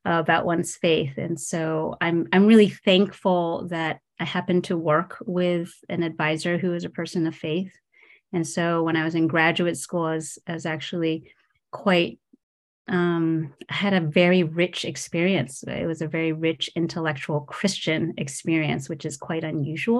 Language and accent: English; New Jersey, United States; I grew up in New Jersey. My parents immigrated from Taiwan